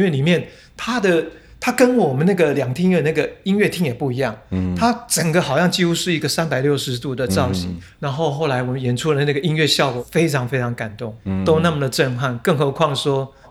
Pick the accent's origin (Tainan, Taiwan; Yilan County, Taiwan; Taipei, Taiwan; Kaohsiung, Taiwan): Taipei, Taiwan; 其实我们都是在台北几乎生活长大